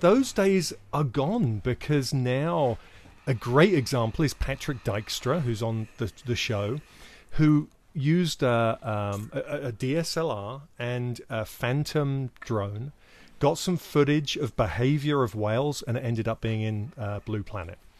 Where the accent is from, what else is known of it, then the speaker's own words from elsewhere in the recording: United Kingdom; I'm British